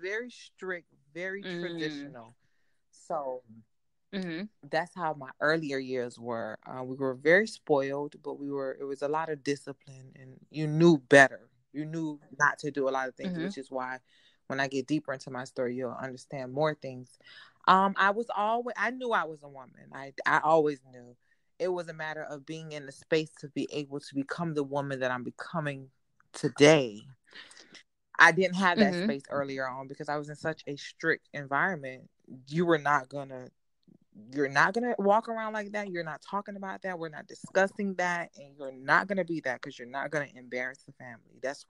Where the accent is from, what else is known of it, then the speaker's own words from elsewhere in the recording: Miami, Florida, United States; But my story starts out, I'm from Miami, Florida, born and raised. My parents are from the islands. My mom is Jamaican. My father's Haitian. So I grew up in a very... island background.